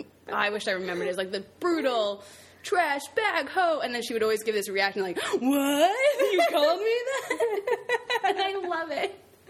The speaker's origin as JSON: {"language": "English", "town": "Brookfield", "region": "Connecticut", "country": "United States", "tie": "born or raised there", "said": "I went to high school in Brookfield, Connecticut. That's where I'm from, everyone."}